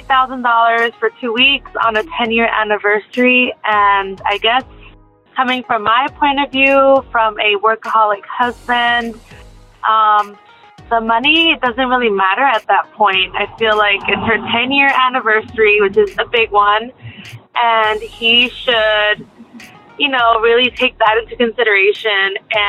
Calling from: Yuma, Arizona, United States; I'm calling from Yuma, Arizona

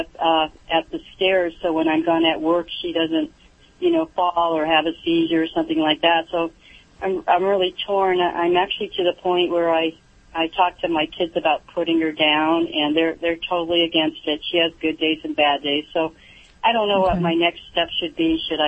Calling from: California, United States; I'm actually calling from Orange County, California.

